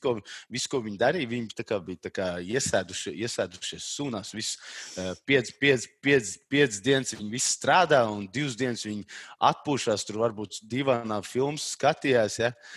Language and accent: Latvian; Talsi Municipality, Latvia; moved away as an adult; also born or lived in Riga, Latvia; now in England; es pēdējos sešus gadus dzīvoju Rīgā, bet tā es no Talsiem. Uh, okay. tā, bet reāli es esmu no maz maz ciem uh, eh, Tals rajonā, Tiņģera